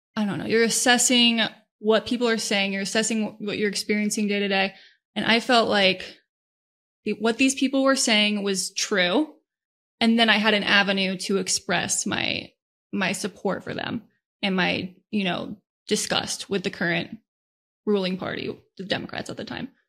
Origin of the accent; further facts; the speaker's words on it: Northern Virginia, United States; I was born and raised in Northern Virginia